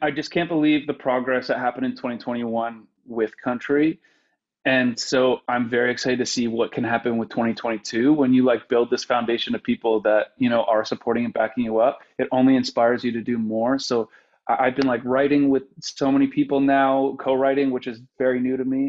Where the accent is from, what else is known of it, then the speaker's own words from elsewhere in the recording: Elmvale, Ontario, Canada; moved away as an adult; also born or lived in Windsor / Toronto / New York; I'm from Elmvale, Ontario, and I always say it's 1,200 people, but it's not anymore.